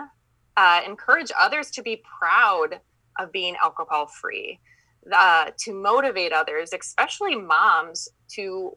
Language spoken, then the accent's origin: English; Minnesota, United States; accent: Minnesotan; I'm from Minnesota. So I have that Minnesotan accent that I'm working on.